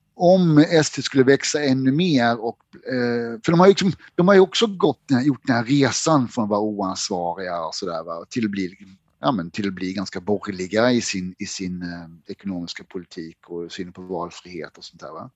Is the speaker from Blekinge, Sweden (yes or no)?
yes; Blekinge, Sweden; moved away; also born or lived in France; jag är ju från Blekinge